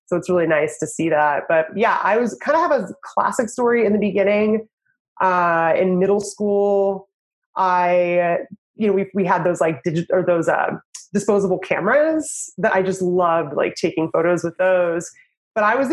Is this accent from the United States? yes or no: yes; the Northwest, Pacific Northwest, United States; moved away as an adult; also born or lived in Idaho / Washington / Oregon / Los Angeles; now in Portland, United States; I'm from the Northwest